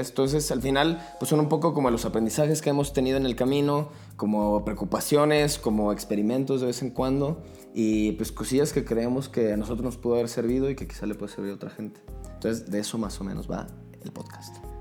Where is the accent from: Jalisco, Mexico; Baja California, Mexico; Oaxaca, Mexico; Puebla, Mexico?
Jalisco, Mexico; Guadalajara; now in Mexico City, Mexico; yo soy de Guadalajara